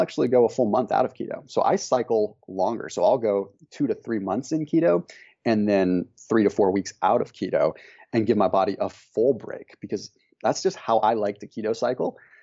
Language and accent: English; Northern California, United States; we grew up in Northern California